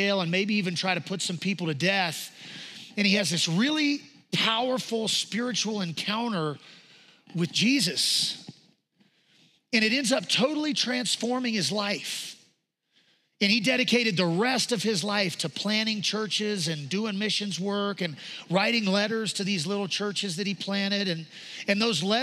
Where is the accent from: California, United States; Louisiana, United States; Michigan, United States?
Louisiana, United States; we're from Louisiana